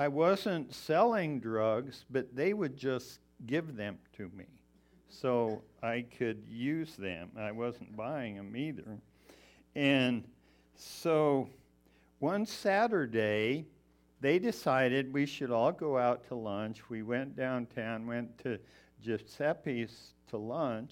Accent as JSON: {"language": "English", "town": "Colorado Springs", "region": "Colorado", "country": "United States", "tie": "born or raised there", "also_born_or_lived": "Missoula, Montana", "moved": "as an adult", "said": "I was actually born and raised in Colorado Springs."}